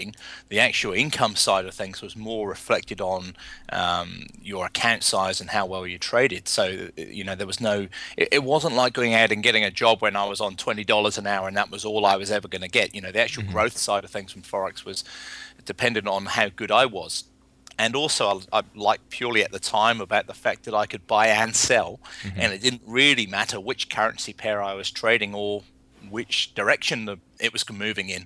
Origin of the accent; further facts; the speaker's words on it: England, United Kingdom; moved away as an adult; now in New Zealand; I emigrated from England in my early 20s, mm-hmm. came to New Zealand to pursue farming